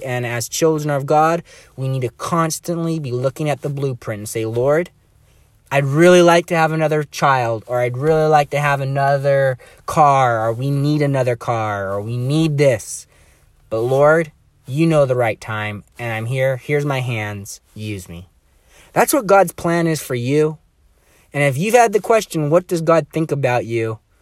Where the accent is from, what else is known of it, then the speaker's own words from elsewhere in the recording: Bellingham, Washington, United States; I was born and raised in Bellingham here